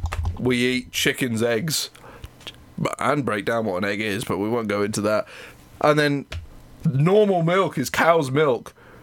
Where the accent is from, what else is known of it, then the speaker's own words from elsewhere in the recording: Haywards Heath, South East England, United Kingdom; also born or lived in East Grinstead; I was born in Hayward Heath.